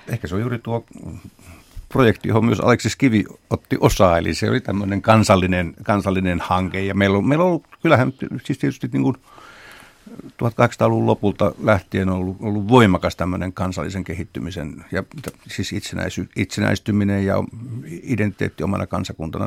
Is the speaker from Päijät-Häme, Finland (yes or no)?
yes; Lahti, Päijät-Häme, Finland; itse tulen Lahdesta